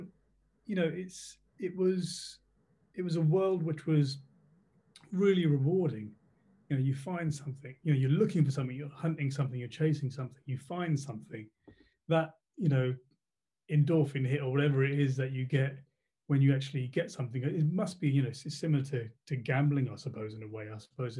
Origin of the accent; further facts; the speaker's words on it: Slough, South East England, United Kingdom; also born or lived in Watford; born in Watford and in 1980, and kind of family kind of moved to Slough soon after that. So raised in Slough